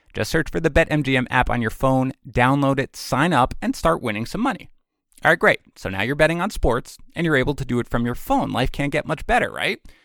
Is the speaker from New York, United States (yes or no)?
yes; New York City, New York, United States; also born or lived in Buffalo; I'm from Queens, Jets and Mets.